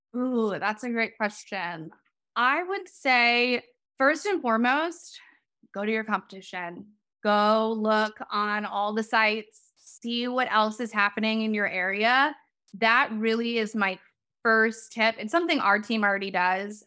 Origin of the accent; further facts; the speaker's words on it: Chicago, Illinois, United States; now in Long Beach, United States; I'm originally from Chicago. And so, as you might be able to hear, so SoCal living, being able to be outside 24 7 is a very different way of life uh, than how I grew up